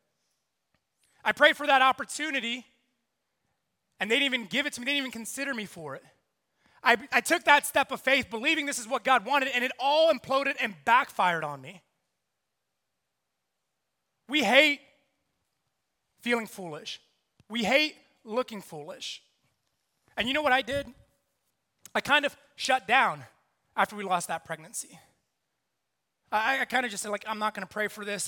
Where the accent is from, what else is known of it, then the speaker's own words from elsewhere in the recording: New York City, New York, United States; also born or lived in South Carolina; now in New York City, United States; I'm from New York. I'm half Puerto Rican, half Colombian.